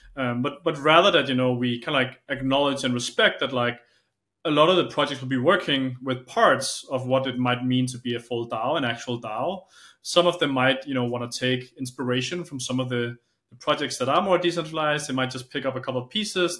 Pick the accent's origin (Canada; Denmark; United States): Denmark; I'm from Denmark.